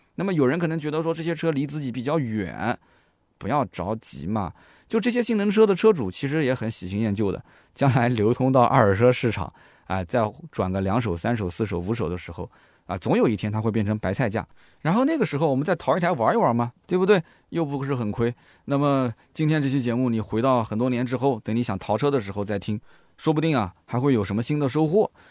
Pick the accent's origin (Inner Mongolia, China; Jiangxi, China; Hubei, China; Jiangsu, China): Jiangsu, China; Nanjing; accent: Nanjing; 你的南京的口音还是很重，没办法啊，就长期在南京生活